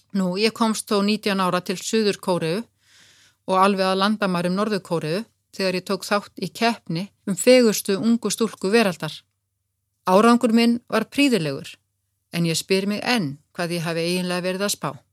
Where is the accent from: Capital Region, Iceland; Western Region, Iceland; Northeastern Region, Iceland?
Capital Region, Iceland; Kópavogur; Við sýstur ölumst upp í Kópavogi